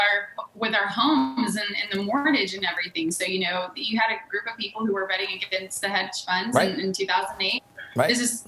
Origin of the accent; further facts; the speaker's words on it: United States; we are the American people.